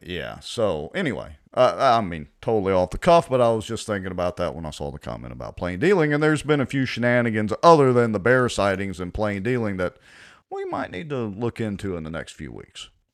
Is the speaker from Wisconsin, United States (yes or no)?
no; Ruston, Louisiana, United States; I'm graduated from Ruston High